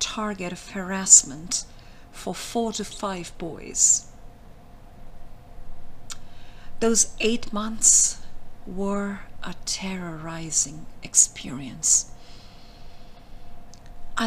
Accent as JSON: {"language": "English", "country": "India", "tie": "born or raised there", "said": "I was born in India."}